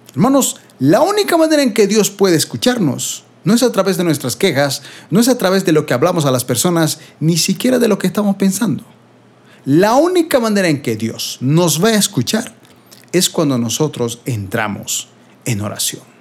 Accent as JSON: {"language": "Spanish", "country": "Bolivia", "said": "aquí en mi país de Bolivia estamos entrando en invierno"}